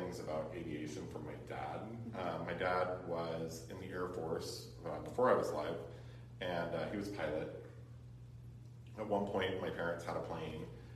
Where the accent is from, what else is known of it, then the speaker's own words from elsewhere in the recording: Cameron Park, California, United States; also born or lived in Sacramento, California / Carmichael, California; my parents bought a house up in, Cameron Park. And at the time it was like 1974 and there was nothing up there. And so, we moved up there. I went to, all the local schools in that area